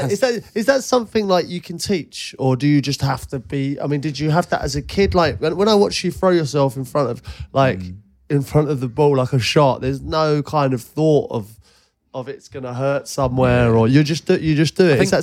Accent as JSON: {"language": "English", "town": "Ealing", "region": "London", "country": "United Kingdom", "tie": "born or raised there", "said": "I grew up in Ealing"}